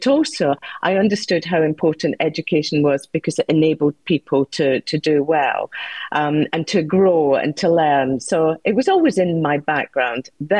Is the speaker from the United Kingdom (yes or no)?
yes; South West Scotland, United Kingdom; I come from Southwest to Scotland.